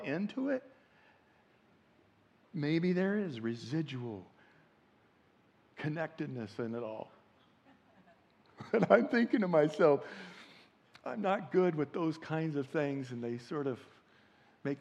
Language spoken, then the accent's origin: English; Indiana, United States; I come from Indiana